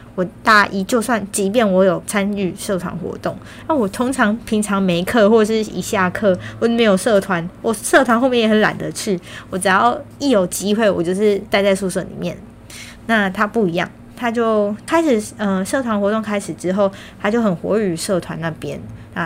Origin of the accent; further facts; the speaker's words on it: Kaohsiung, Taiwan; moved away as an adult; now in Taipei, Taiwan; 这一个北漂的女孩，我从高中毕业之后来到台北大概有七年半的时间。在这之前，我一直都是在高雄生活，也是因为考上了台北的大学，就这样来到了台北